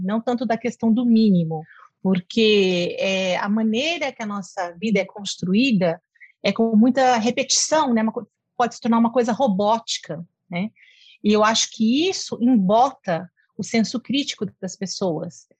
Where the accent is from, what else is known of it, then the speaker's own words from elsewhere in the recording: São Paulo, Brazil; moved away as an adult; now in Cuiabá, Brazil; Eu nasci em São Paulo, capital, é, fiz toda a minha formação né, na capital, em São Paulo, tudo, trabalhava lá